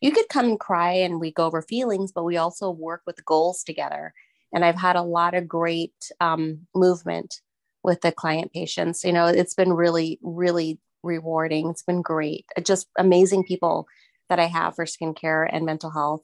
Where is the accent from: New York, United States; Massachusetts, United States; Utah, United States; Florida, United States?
Florida, United States; Miami; moved away; I'm from Miami, Florida originally